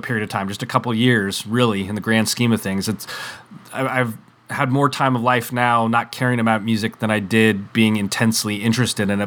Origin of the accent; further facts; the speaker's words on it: West Coast, United States; I'm from the West Coast here